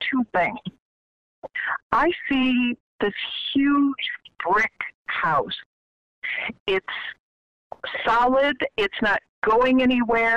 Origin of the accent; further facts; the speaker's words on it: Illinois, United States; now in New England, United States; I'm from Illinois